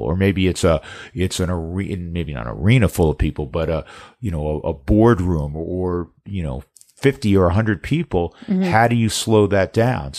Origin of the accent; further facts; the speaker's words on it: New York, United States; moved away; I grew up in New York